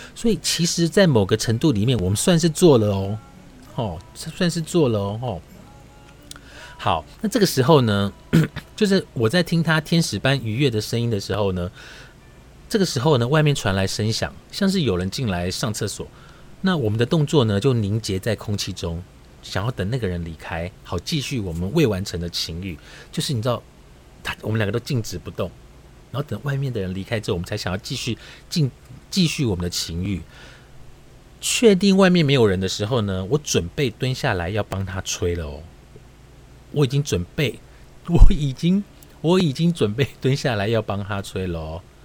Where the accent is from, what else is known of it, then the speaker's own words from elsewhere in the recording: Taiwan; 我是台湾来的